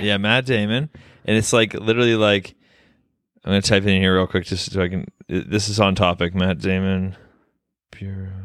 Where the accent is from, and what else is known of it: Canada